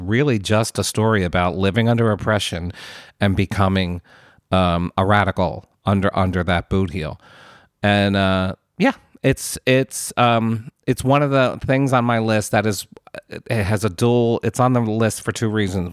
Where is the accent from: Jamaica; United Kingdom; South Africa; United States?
United States; as an American